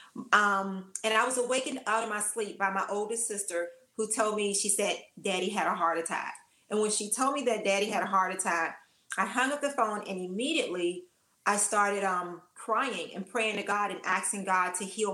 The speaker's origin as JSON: {"language": "English", "town": "Washington", "region": "District of Columbia", "country": "United States", "tie": "born or raised there", "said": "I'm from Washington, D.C., I'm a Washingtonian, born and raised"}